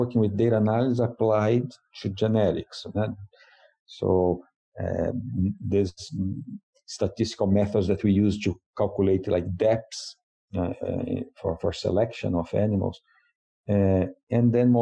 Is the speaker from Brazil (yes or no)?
yes; Brazil; moved away as an adult; now in Madison, United States; I'm originally from Brazil